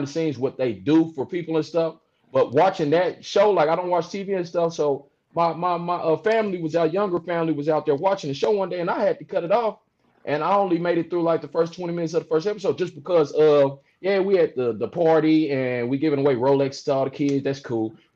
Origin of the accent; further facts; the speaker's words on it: St. Louis, Missouri, United States; moved away as an adult; now in Illinois, United States; I'm from St. Louis, born and raised, Midwest